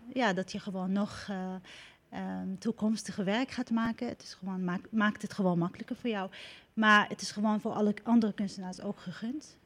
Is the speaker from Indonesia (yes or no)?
no; Syria; now in Netherlands; het land waar ik geboren ben